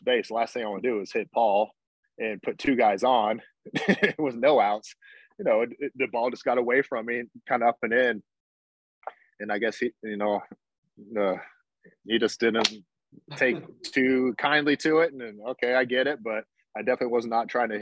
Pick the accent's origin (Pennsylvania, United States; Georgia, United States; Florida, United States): Georgia, United States; Atlanta; I grew up in Atlanta